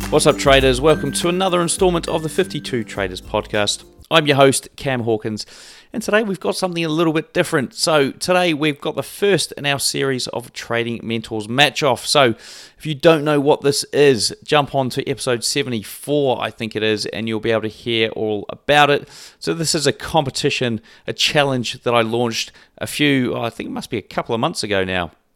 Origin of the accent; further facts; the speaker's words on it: New Zealand; I'm also a Kiwi